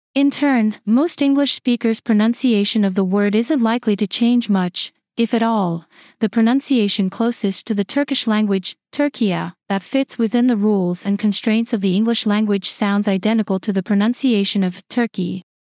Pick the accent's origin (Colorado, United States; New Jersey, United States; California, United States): California, United States; Sacramento; My hometown, Sacramento, California